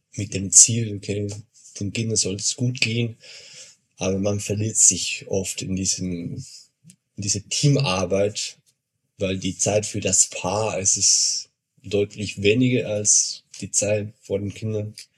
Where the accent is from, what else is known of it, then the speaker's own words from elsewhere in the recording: Argentina; now in Regensburg, Germany; ich komme aus Argentinien